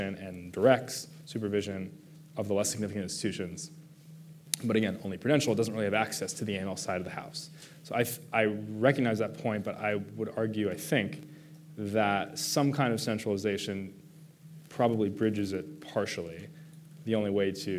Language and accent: English; United States; I'm an American